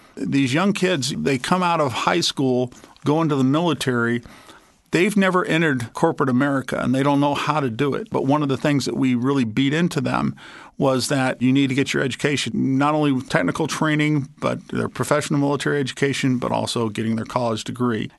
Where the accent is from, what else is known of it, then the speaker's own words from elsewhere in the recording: Arkansas, United States; my home state